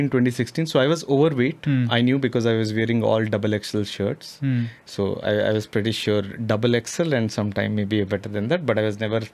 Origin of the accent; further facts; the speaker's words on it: Odisha, India; moved away; it's a small place in Odisha